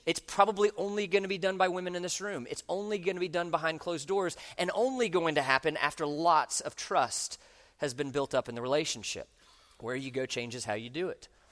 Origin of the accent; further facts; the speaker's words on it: Orlando, Florida, United States; I grew up in Orlando